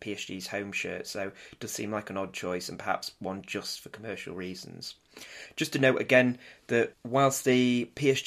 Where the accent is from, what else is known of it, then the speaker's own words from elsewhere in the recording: Manchester, North West England, United Kingdom; I say it as a Mancunian